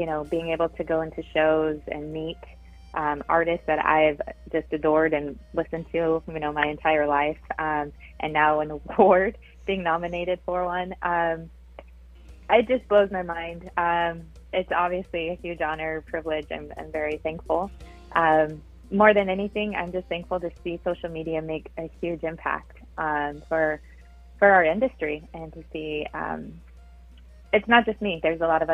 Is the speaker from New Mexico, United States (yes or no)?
no; Idaho, United States; now in Houston, United States; I was born in Houston, but I was raised in Idaho